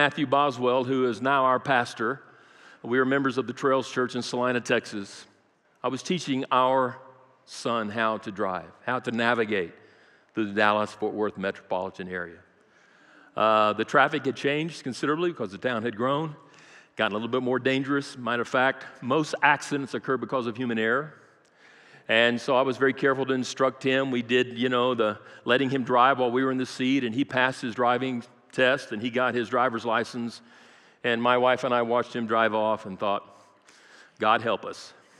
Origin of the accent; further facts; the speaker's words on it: Brazil; I grew up in South America, Brazil. I speak fluent Portuguese.